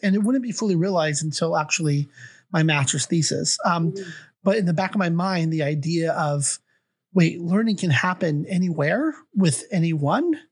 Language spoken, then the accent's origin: English; Olympia, Washington, United States; also born or lived in Australia / Canada; Evergreen State College in Olympia, Washington, my hometown